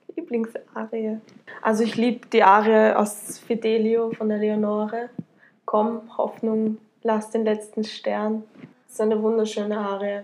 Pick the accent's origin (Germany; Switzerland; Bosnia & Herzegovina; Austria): Austria; Tullnerbach, Lower Austria; ich äh, komme aus Niederösterreich, genau gesagt aus Tulnerbach, äh, bin dort aufgewachsen